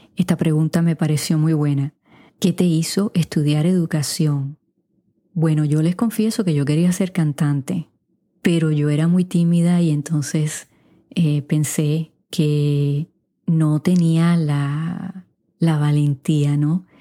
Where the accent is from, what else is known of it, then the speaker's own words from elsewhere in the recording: Puerto Rico; first language Spanish; also born or lived in Wichita, Kansas, United States; now in United States; aunque nací aquí en los Estados Unidos, mis padres me llevaron a Puerto Rico de cuatro meses, así que de alma soy puertorriqueña